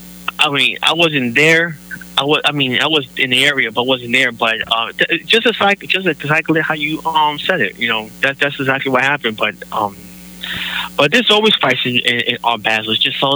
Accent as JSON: {"language": "English", "town": "New York City", "region": "New York", "country": "United States", "tie": "born or raised there", "moved": "yes", "lives_now": "Orlando, United States", "said": "No, actually I'm from New York. I'm from Brooklyn."}